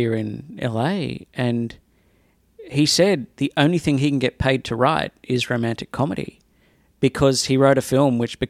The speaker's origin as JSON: {"language": "English", "country": "Australia", "also_born_or_lived": "Sydney", "moved": "as an adult", "lives_now": "Los Angeles, United States"}